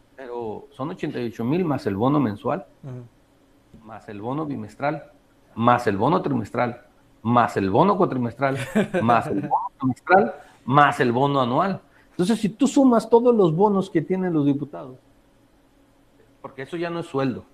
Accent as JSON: {"language": "Spanish", "region": "Baja California Sur", "country": "Mexico", "said": "soy de Baja California"}